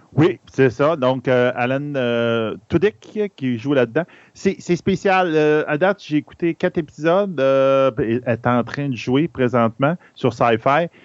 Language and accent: French; Bas-Saint-Laurent, near Rimouski, Quebec, Canada; je viens du Bas-Saint-Laurent. Je suis originaire de ce coin-là, dans le coin de Rimouski